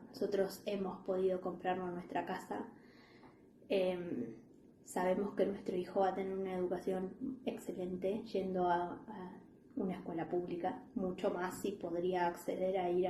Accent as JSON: {"language": "Spanish", "country": "Argentina", "moved": "yes", "lives_now": "The Hague, Netherlands", "said": "nosotros no, nunca nos vinimos por necesidad de Argentina, nosotros en Argentina estábamos muy bien"}